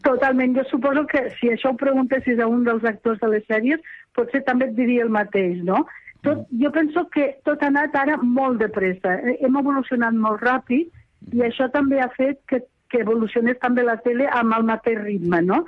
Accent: Lleida, Catalonia, Spain; accent: Western Catalan (Lleida); la meva llengua occidental

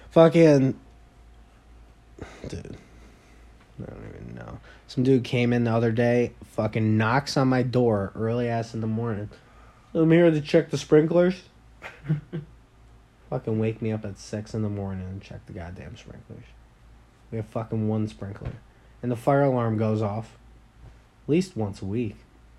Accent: New York, United States; People from New York, I'm from New York.

